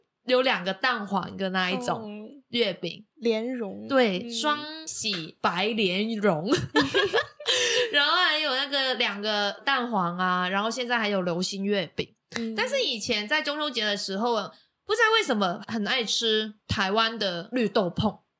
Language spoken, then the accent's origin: Chinese; Macau; now in Taiwan; 我是来自澳门的